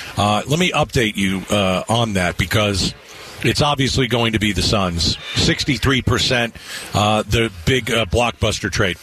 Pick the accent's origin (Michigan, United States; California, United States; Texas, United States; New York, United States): New York, United States; moved away; I'm from New York, we honk